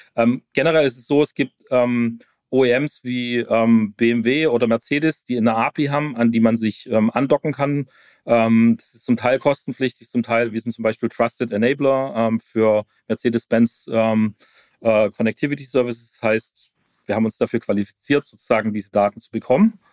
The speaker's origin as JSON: {"language": "German", "town": "Stuttgart", "region": "Baden-Württemberg", "country": "Germany", "said": "ich komme aus Stuttgart, Automotive Town"}